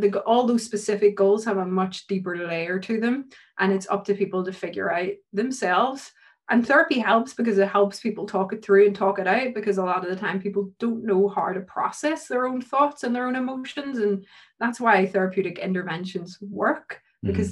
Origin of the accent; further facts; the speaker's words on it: Ireland; being Irish, mm-hmm. we're a really superstitious country.